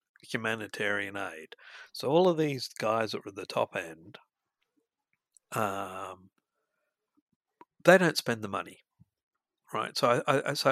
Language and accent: English; Scotland, United Kingdom; moved away; we come from Scotland, we come from a poor background